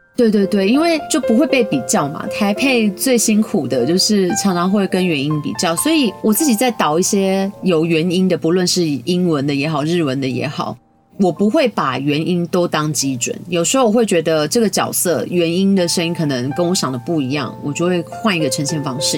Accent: Taiwan; 我们台湾这边有很多很棒的创作者

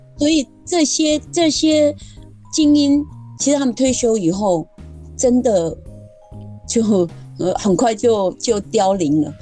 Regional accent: Lishan, Taichung, Taiwan; moved away; also born or lived in Meihua, Jianshi Township, Hsinchu County; 我的原生地是在，呃，台中县梨山

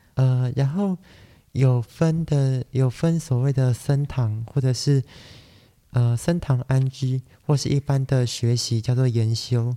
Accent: Taiwan; 虽然我是台湾人

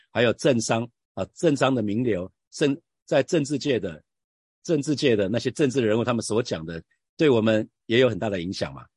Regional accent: Hsinchu, Taiwan; 我在新竹出生

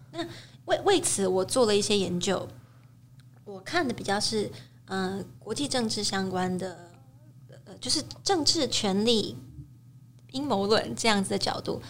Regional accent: Taiwan; 身为台湾人，我们会更熟悉

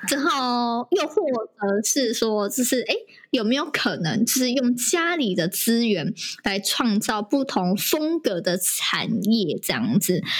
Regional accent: Indonesia; 我是来自印尼，然后我是从事柚木家具业，然后已经三十几年了这样子

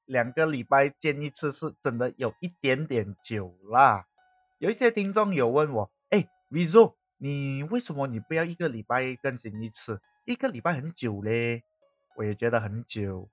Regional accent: Malaysia; accent: Malaysian Chinese; 我们一般上马来西亚华人是怎样讲，我会尽可能保持我这样的口音

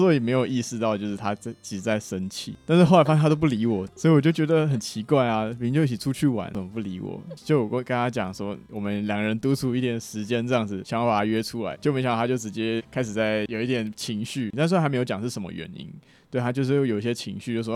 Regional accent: Taichung, Taiwan; 我来自台中

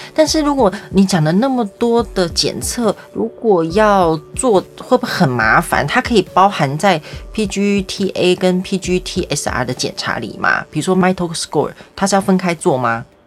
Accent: Taiwan; 但我跟你讲，身为台湾人呢，是很羡慕你的

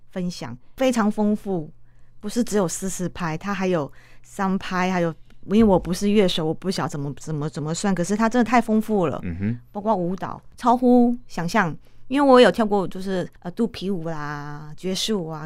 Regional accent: Tainan, Taiwan; 就在我二十三岁的时候，我因为我是台南人

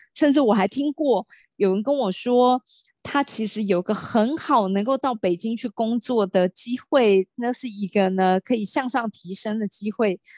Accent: Taiwan; 我的父亲是从大陆移民到台湾，我是最早，而且也是刚好家里面的第一个老大，然后再，在嗯。台湾呢出生长大

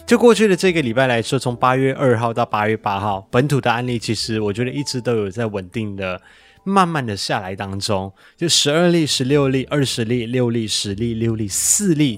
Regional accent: Malaysia; now in Taiwan; 我的老家马来西亚

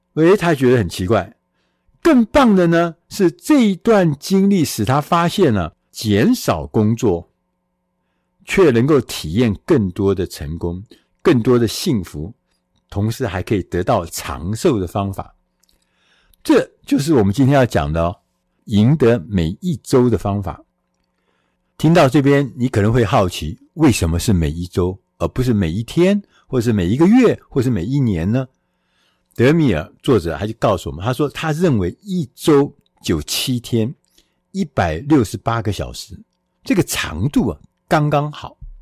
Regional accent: Taiwan; 我们远在千里之外的台湾

